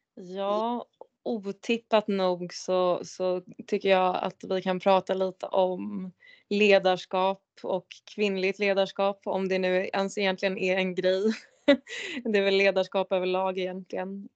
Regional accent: Järfälla, Stockholm County, Sweden; jag är ju från Järfälla

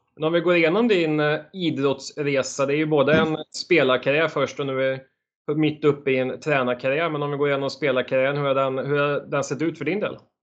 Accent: Borås, Västra Götaland, Sweden; moved away; jag kommer ju från Borås ursprungligen

